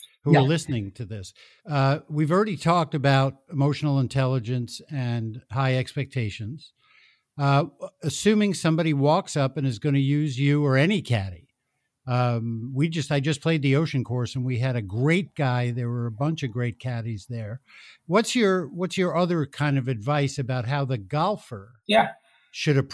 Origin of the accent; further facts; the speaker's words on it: New York, United States; I'm from New York